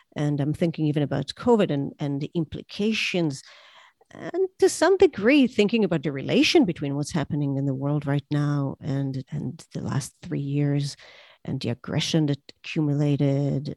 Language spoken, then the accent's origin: English; Israel; I grew up in Israel where there was there were terror attacks